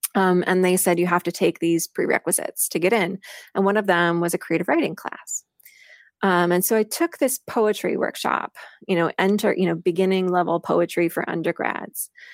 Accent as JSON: {"language": "English", "region": "Missouri", "country": "United States", "tie": "born or raised there", "moved": "yes", "said": "I grew up in Missouri, in a really small farming town in north central Missouri"}